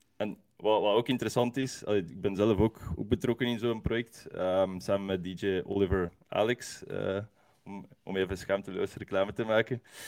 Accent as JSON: {"language": "Dutch", "town": "Leuven", "region": "Flanders", "country": "Belgium", "said": "als Leuvenaar"}